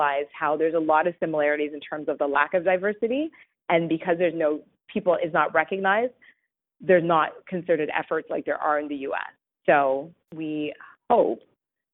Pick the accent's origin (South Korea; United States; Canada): Canada; I was born here in Canada, but my parents were not